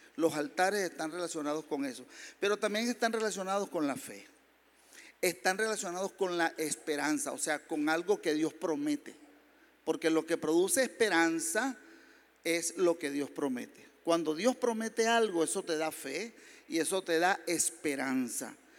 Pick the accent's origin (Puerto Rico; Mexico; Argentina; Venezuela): Venezuela; Maracay, Aragua; moved away; also born or lived in San Fernando de Apure, Venezuela; yo soy del sur de Venezuela, San Fernando de Apure. Eh, lo que pasa es que soy de Maracay porque nos trasladaron pequeñitos a la ciudad de Maracay